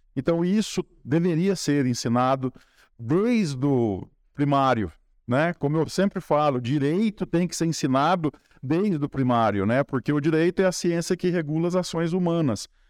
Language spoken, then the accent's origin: Portuguese; Espírito Santo do Pinhal, São Paulo, Brazil; eu nasci e cresci ali na Francisco José Fernandes 38, do lado da Igreja de São Benedito